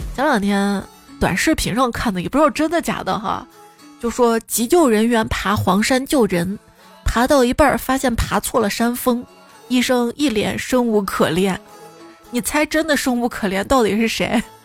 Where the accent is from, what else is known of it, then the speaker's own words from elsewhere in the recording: Xi'an, Shaanxi, China; 我们西安这边有个书院